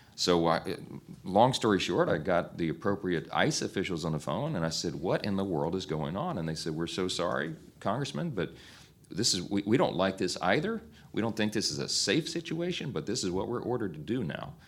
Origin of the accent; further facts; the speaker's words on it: Shreveport, Louisiana, United States; The largest city in my congressional district is Shreveport, Louisiana. That's my hometown.